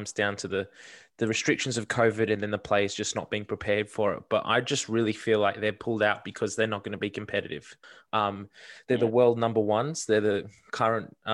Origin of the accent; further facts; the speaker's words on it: Australia; an Australian rugby fan